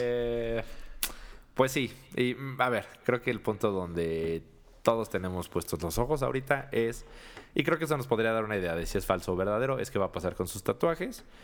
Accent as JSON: {"language": "Spanish", "country": "Mexico", "said": "somos mexicanos"}